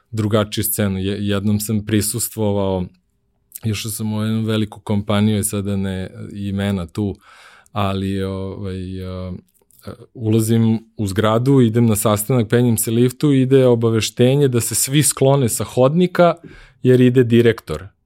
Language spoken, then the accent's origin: Croatian; Serbia; moved away as an adult; also born or lived in United States; Kad sam otišao u Ameriku, večito sam bio Srbin, ovaj, nisam nikako mogu da se otarasim iz svog akcenta